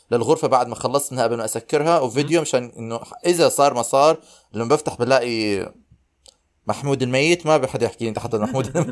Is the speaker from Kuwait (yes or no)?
no; Syria; اليوم كثير زنخت انا سوري